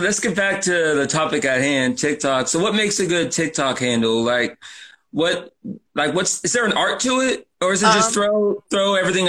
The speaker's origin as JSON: {"language": "English", "town": "Orlando", "region": "Florida", "country": "United States", "tie": "born or raised there", "said": "But I was born and raised in Orlando."}